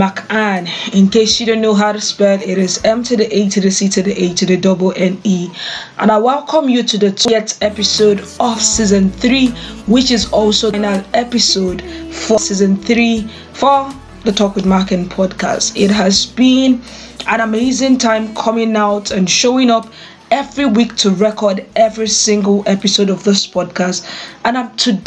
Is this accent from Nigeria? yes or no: yes; Nigeria; I am a Nigerian